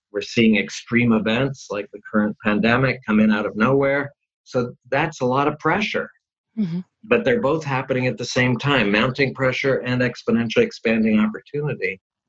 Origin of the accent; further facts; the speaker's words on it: California, United States; Certainly one key one, since I'm from Silicon Valley, is mm-hmm. digital technology